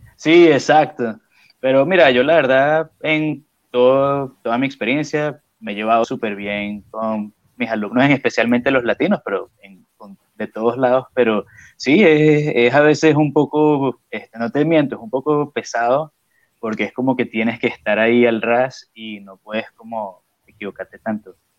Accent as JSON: {"language": "Spanish", "country": "Venezuela", "moved": "yes", "lives_now": "Australia", "said": "de Venezuela"}